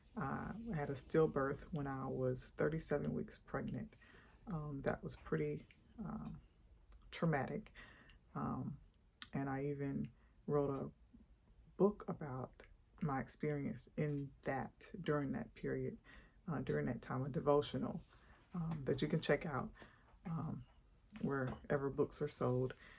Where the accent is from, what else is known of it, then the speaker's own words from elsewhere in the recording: Atlanta, Georgia, United States; also born or lived in Montgomery, Alabama; I am actually from Atlanta, Georgia